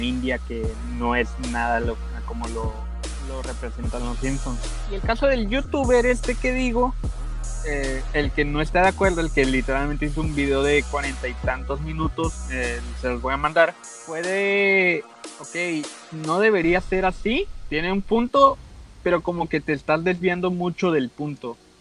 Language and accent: Spanish; Tijuana, Baja California, Mexico; Yo soy de Tijuana